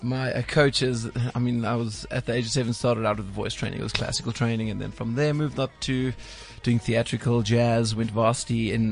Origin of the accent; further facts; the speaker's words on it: East London, Eastern Cape, South Africa; moved away; originally from East London.